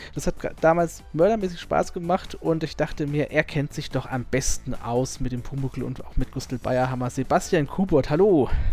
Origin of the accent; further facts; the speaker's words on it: Southern Germany, Germany; ich bin ja Süddeutscher